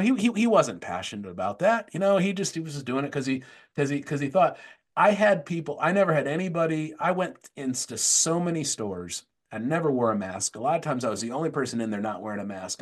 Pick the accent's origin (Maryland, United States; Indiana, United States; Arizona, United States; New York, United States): Arizona, United States; Tempe; I grew up in Tempe, Arizona.